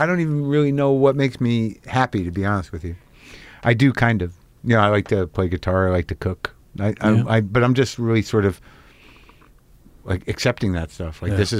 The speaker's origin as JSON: {"language": "English", "town": "Albuquerque", "region": "New Mexico", "country": "United States", "tie": "born or raised there", "moved": "as an adult", "said": "I grew up in Albuquerque."}